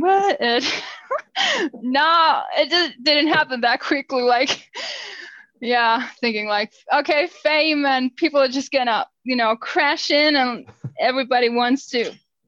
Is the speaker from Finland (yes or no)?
yes; Finland; first language Finnish; English is a second language